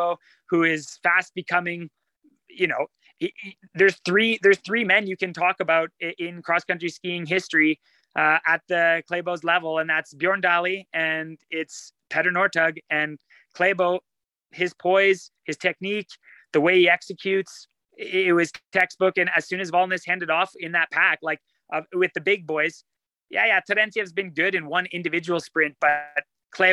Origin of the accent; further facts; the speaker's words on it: Sudbury, Ontario, Canada; I grew up in Sudbury